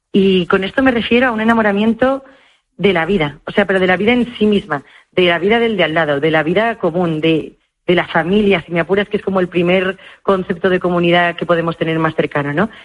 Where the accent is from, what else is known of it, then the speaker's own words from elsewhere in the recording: Madrid, Community of Madrid, Spain; en Madrid, en mi caso, porque yo soy de Madrid